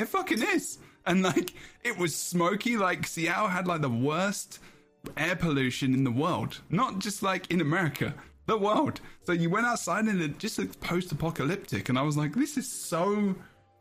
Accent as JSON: {"language": "English", "country": "United Kingdom", "said": "I'm British"}